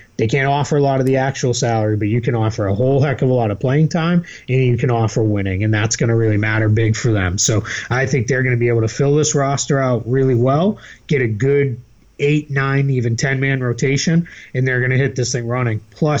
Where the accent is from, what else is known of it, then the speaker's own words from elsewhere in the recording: Boston, Massachusetts, United States; accent: Boston; Well, my Boston accent just came out there.